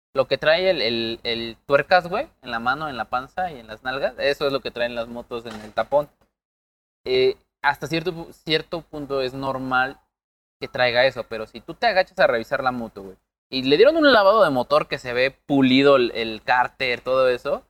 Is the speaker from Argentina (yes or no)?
no; Mexico; Somos mexicanos